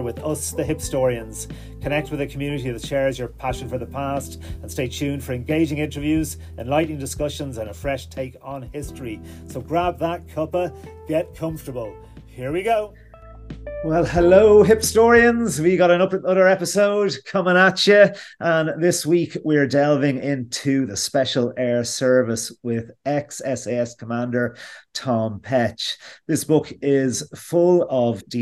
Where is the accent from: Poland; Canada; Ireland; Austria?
Ireland; being Irish